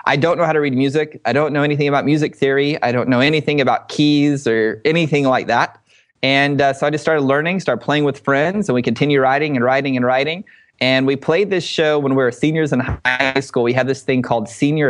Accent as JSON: {"language": "English", "area": "Dallas area", "region": "Texas", "country": "United States", "tie": "born or raised there", "said": "some of our guys were here in my hometown."}